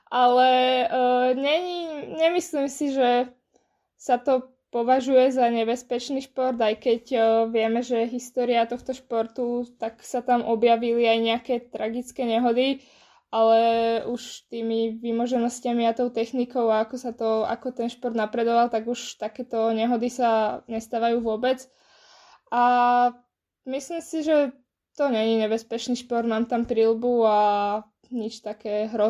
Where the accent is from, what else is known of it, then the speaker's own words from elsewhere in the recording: Bratislava, Bratislava Region, Slovakia; som bola dva týždne v Prahe a dva týždne doma v Bratislave.